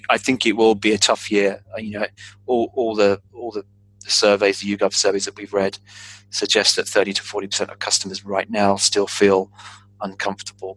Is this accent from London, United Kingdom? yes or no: yes; London, United Kingdom; being a Londoner, born and bred